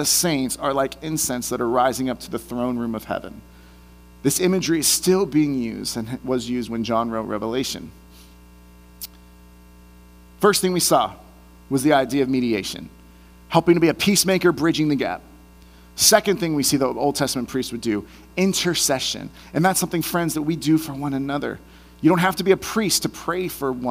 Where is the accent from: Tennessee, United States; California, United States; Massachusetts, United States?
California, United States; Bay Area; moved away; I'm from the Bay Area originally